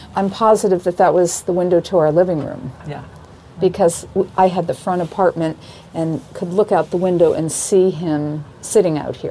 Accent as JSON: {"language": "English", "town": "Saratoga Springs", "region": "New York", "country": "United States", "tie": "born or raised there", "also_born_or_lived": "Boston, Massachusetts", "moved": "as an adult", "said": "I was going to a college that was bigger than my hometown. Saratoga had 12,000 people"}